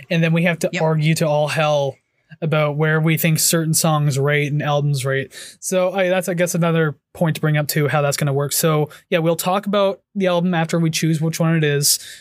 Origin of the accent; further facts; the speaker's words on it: Hamilton, Ontario, Canada; I born and raised in Hamilton.